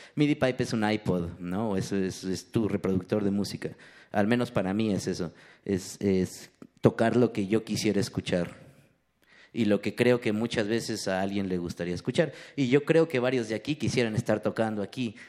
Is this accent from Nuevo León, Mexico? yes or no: no; Ecatepec, State of Mexico, Mexico; crecí en Ecatepec